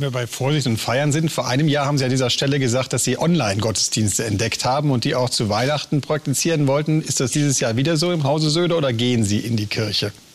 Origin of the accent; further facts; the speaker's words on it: Rhineland, Germany; als Rheinländer blutet mir persönlich natürlich das Herz